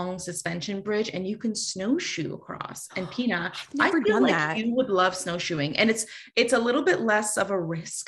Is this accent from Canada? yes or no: yes; Kitchener, Ontario, Canada; My hometown of Kitchener-Waterloo